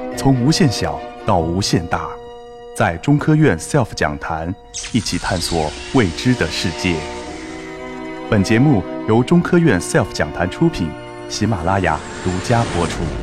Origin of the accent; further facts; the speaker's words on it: China; moved away; also born or lived in Shanxi / Beijing / Hong Kong / United States; 我们中国人